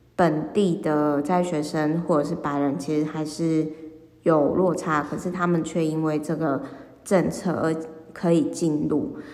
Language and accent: Chinese; Taiwan; 我小时候就是也有住在眷村一段时间